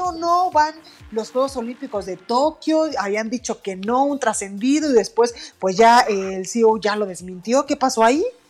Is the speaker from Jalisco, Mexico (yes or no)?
yes; Jalisco, Mexico